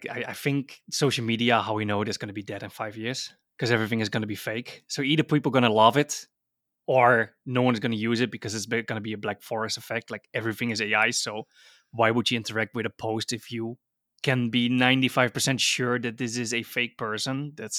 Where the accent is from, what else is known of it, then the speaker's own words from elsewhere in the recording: Netherlands; I'm from Holland.